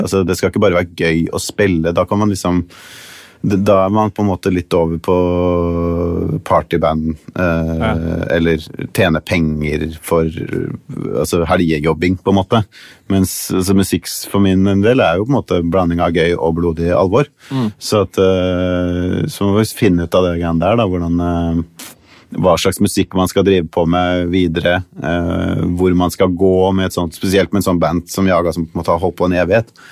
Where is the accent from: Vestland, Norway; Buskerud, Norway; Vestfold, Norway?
Vestfold, Norway; Tønsberg; moved away as an adult; now in Los Angeles, United States; Jeg vokste opp i Tønsberg